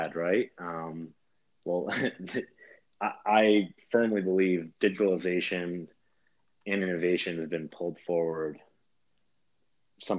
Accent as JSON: {"language": "English", "region": "New York", "country": "United States", "said": "As a New Yorker"}